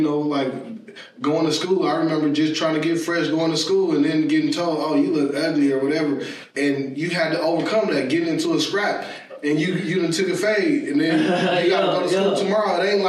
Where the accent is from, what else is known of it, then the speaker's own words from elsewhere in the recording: Denver, Colorado, United States; where I grew up in Denver